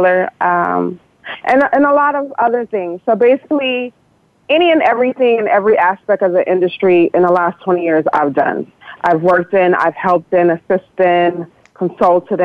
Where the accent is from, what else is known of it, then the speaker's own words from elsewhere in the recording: United States; now in Nigeria; my African-American hat growing up in America